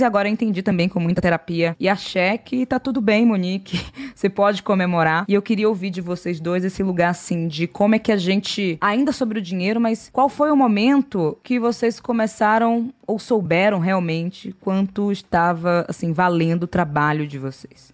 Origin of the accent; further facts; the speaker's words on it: Salvador, Bahia, Brazil; eu sou do Nordeste de Amaralina, em Salvador